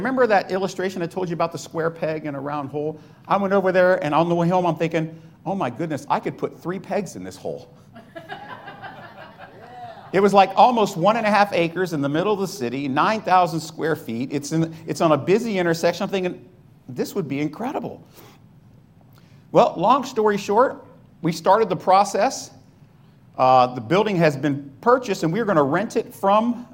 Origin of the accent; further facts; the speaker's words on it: Florida, United States; moved away; also born or lived in New Hyde Park, New York; I grew up in Florida